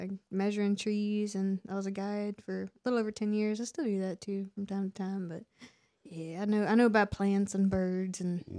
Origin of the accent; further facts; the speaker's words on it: Folkston, Georgia, United States; I grew up in Folkestone.